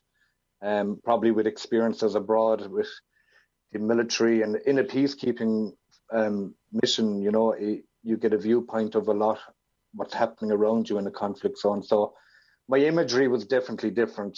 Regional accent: Ireland; where I was brought up here in Ireland

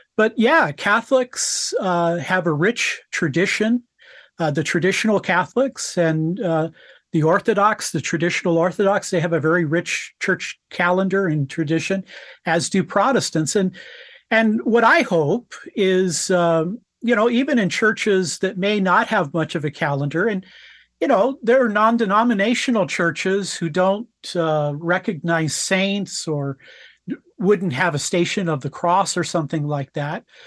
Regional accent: United States; I'm an American

